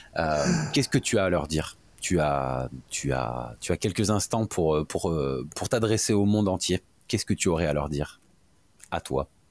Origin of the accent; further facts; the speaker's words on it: France; On est français, on a un accent de merde